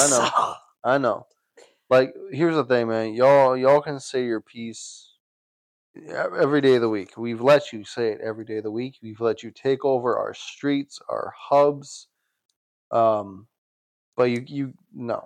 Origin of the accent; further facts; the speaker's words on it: Canada; I'm from Canada. My family has been here since the wars